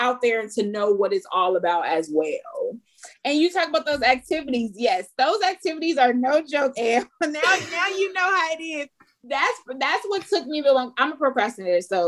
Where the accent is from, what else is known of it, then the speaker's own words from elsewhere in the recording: Los Angeles, California, United States; I'm from Los Angeles